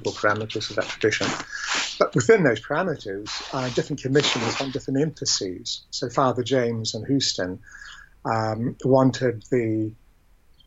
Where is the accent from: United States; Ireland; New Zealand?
New Zealand; also born or lived in England; I was born in England but raised in New Zealand